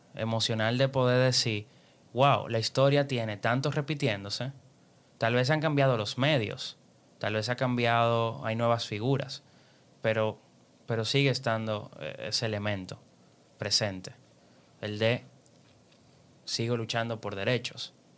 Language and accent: Spanish; Dominican Republic; nosotros somos dominicanos